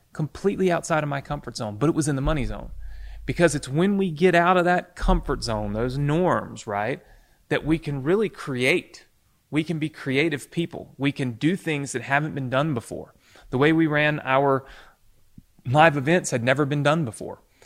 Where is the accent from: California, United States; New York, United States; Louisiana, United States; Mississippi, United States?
Mississippi, United States; I was growing up in Mississippi